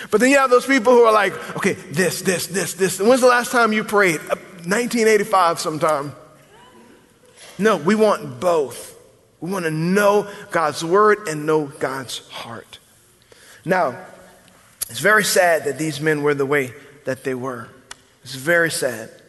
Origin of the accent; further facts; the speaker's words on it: the South, United States; I'm a Christian because I'm from the South.